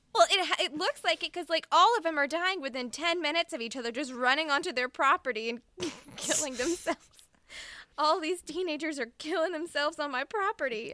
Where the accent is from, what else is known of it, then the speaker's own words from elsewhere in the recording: Mississippi, United States; I'm from Mississippi